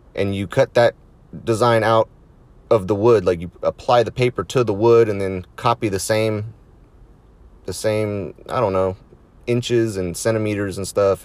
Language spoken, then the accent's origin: English; United States